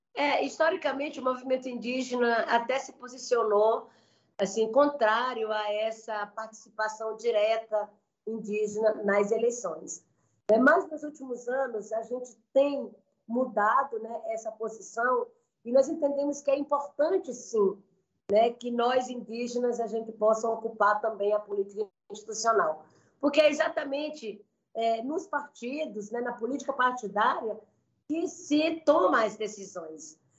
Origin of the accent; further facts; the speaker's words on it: Maranhão, Brazil; moved away; eu sou do Maranhão